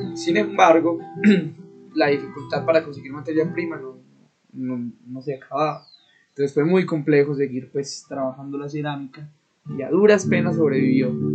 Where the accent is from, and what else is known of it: El Carmen de Viboral, Antioquia, Colombia